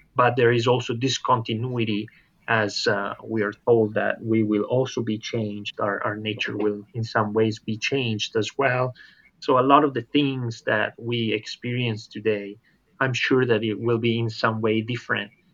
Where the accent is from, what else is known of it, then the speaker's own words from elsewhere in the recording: Italy; now in Loma Linda, United States; I'm originally from Italy